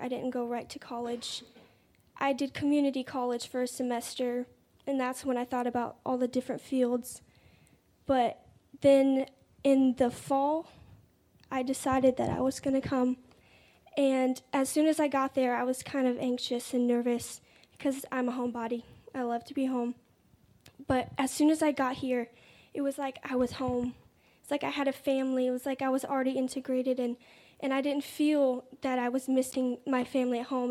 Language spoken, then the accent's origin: English; Raleigh, North Carolina, United States; I'm 19. I'm from Raleigh, North Carolina